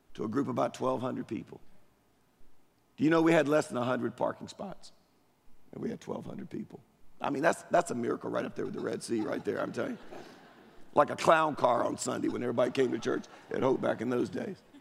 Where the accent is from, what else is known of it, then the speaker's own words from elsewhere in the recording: Durham, North Carolina, United States; now in Apex, United States; I grew up in Durham, East Durham